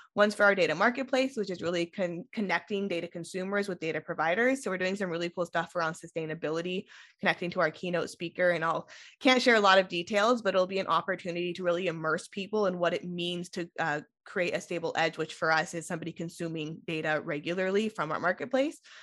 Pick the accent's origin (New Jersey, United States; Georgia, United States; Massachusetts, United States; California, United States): California, United States; Sonora; moved away as an adult; also born or lived in San Diego / Bay Area; I grew up in Sonora